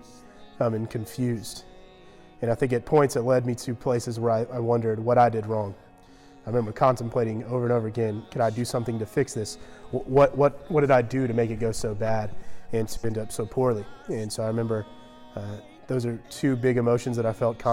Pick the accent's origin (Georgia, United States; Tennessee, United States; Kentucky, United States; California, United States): Georgia, United States; I grew up in Georgia, only child.